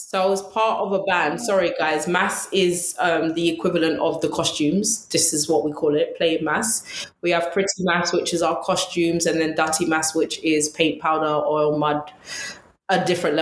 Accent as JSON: {"language": "English", "region": "London", "country": "United Kingdom", "tie": "born or raised there", "said": "I actually went to school in Ladbroke Grove. So I'm originally from West London."}